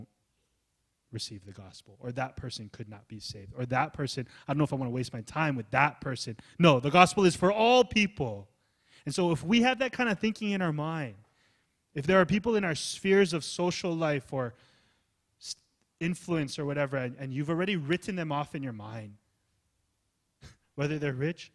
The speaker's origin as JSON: {"language": "English", "region": "Hawaii", "country": "United States", "tie": "born or raised there", "also_born_or_lived": "California", "said": "I was born in Cali, I was raised in Hawaii"}